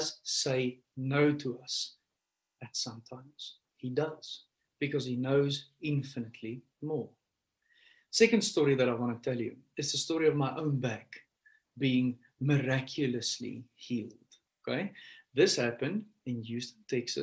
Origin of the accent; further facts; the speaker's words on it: South Africa; I'm from South Africa.